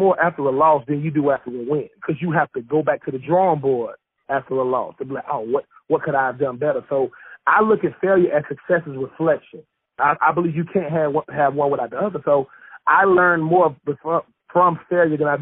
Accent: Swainsboro, Georgia, United States; moved away; I'm from Swainsboro, Georgia, a little small town in Georgia

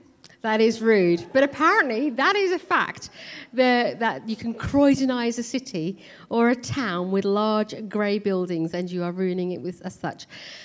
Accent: India; moved away; So I'm obviously Indian, and I was born in India, came to this country, raised in a Sikh family.

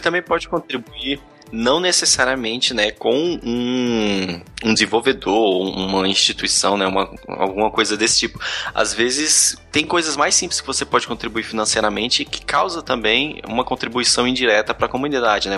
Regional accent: Brasília, Federal District, Brazil; eu sou daqui de Brasília

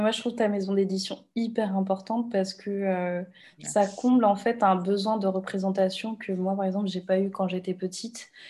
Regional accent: Réunion; moi, je viens de La Réunion

